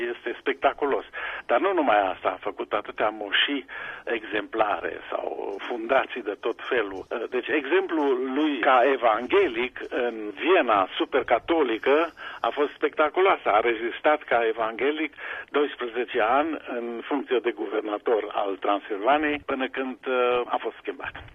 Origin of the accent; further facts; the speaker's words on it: Sibiu, Sibiu County, Romania; moved away as an adult; also born or lived in Bucharest / Pforzheim, Germany; now in Germany; Eu am crescut la Sibiu